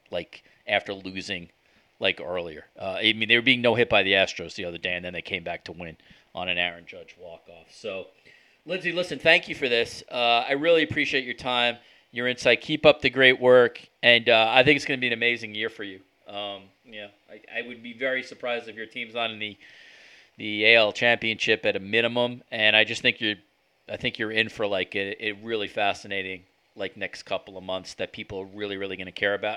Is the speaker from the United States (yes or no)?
yes; New York, United States; growing up in New York